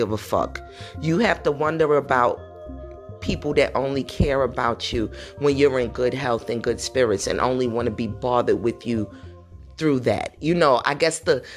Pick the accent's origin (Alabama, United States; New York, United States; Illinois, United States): New York, United States; New York City; growing up in New York City